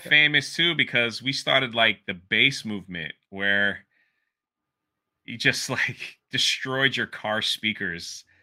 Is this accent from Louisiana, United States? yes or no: no; Washington, District of Columbia, United States; moved away; also born or lived in Miami; I grew up in Washington, D C, and then moved to Miami